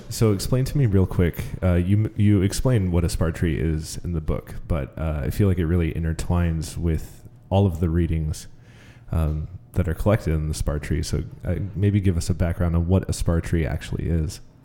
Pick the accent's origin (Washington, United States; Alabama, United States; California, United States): Washington, United States; Marysville; growing up in Marysville